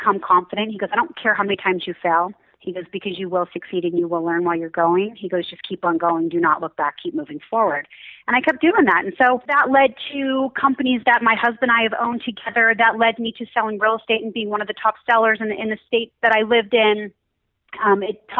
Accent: Pittsburgh, Pennsylvania, United States; moved away as an adult; now in Utah, United States; I'm actually from Pittsburgh

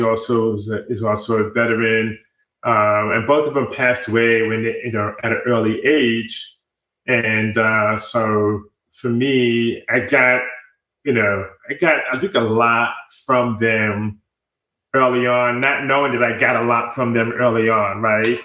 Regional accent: New York City, New York, United States; moved away as an adult; also born or lived in Rockland County, New York / Washington, D.C.; now in Austin, United States; I am a native New Yorker. I was born in the Bronx, New York, and uh, spent half of my uh, youth years in the Bronx, New York, and then also grew up in sort of like the suburban Rockland County area outside of New York City

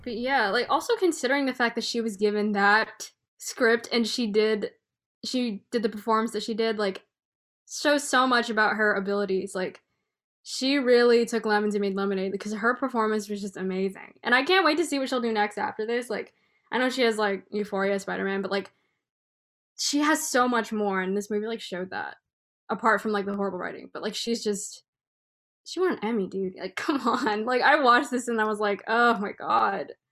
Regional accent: Bay Area, California, United States; born and raised in the Bay Area

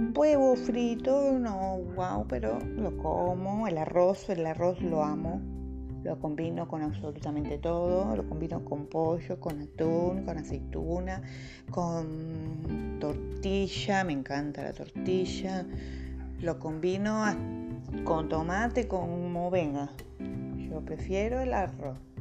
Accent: Bahía Blanca, Buenos Aires Province, Argentina; soy una ballense con alma de porteño. Este, sí, soy nacida en Bahía Blanca

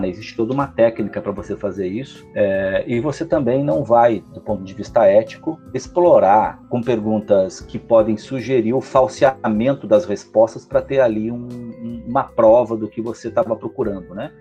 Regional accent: Lages, Santa Catarina, Brazil; moved away as an adult; eu nasci em Lages, vivi em Lages da minha adolescência é, e depois uma parte da, da vida adulta. É, logo até os 18 anos eu vivo em Lages

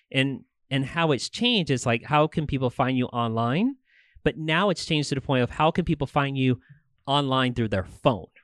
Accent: Tucson, Arizona, United States; I was actually born and raised here in Tucson

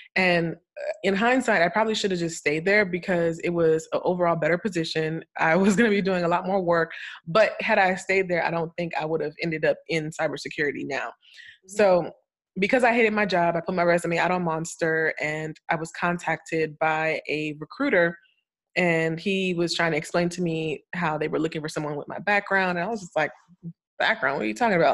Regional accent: Florida, United States; moved away as an adult; also born or lived in Bahamas; now in Atlanta, United States; I'm a Floridian because that's where I lived most of my life

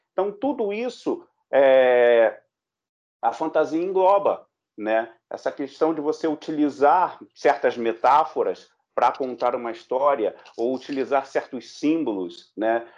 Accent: Brazil; nós também, enquanto brasileiros

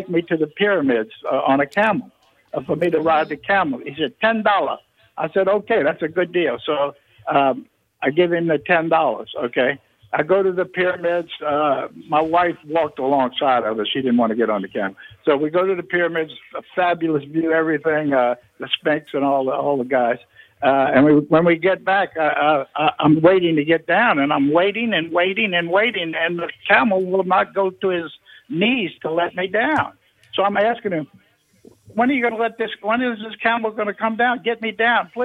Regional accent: New Orleans, Louisiana, United States; I'm from New Orleans

